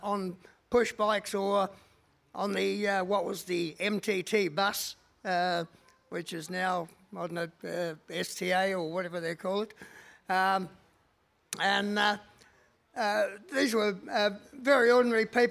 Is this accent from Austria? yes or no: no; Adelaide, South Australia, Australia; So that was the climate that I grew up under in Adelaide.